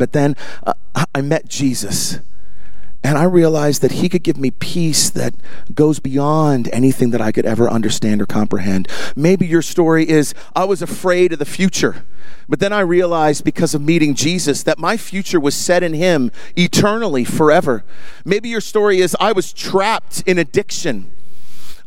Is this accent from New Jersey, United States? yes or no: yes; Voorhees, New Jersey, United States; also born or lived in Canada; I actually was born in Canada, but went to high school in Voorhees